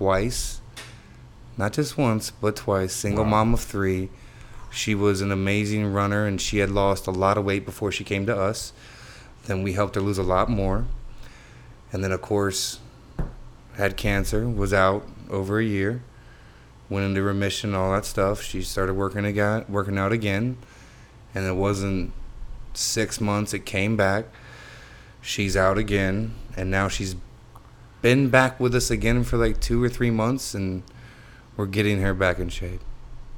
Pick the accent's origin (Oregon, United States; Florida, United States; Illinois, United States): Florida, United States; Homestead; my hometown of Homestead